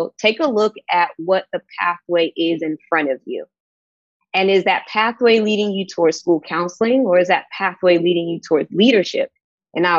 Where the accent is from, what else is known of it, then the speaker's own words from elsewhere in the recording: Sacramento, California, United States; moved away as an adult; also born or lived in Houston, Texas; now in Portland, United States; I moved there from Sacramento, California, where I'm born and raised